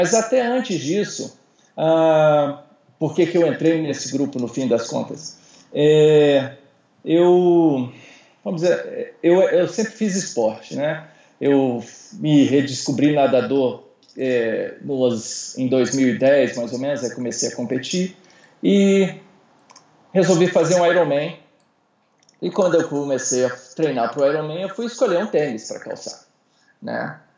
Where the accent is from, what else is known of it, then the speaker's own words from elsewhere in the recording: Brasília, Federal District, Brazil; Então, uh, eu sou aqui de Brasília.